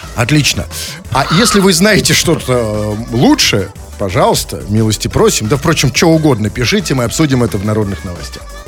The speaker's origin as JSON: {"language": "Russian", "region": "Saint Petersburg", "country": "Russia", "said": "мы, питерцы, знаем и помним, что такое бинокли"}